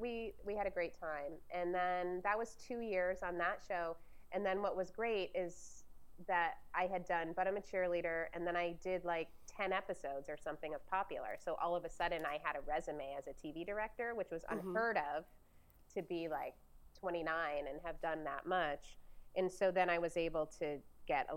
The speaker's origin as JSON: {"language": "English", "region": "Ohio", "country": "United States", "moved": "yes", "lives_now": "Topanga Canyon, United States", "said": "I'm from Ohio"}